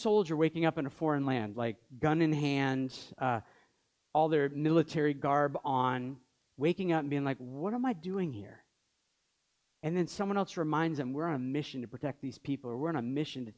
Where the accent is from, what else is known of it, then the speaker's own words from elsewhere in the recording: Maine, United States; now in Montreal, Canada; we grew up in Maine, known each other for many years, moved here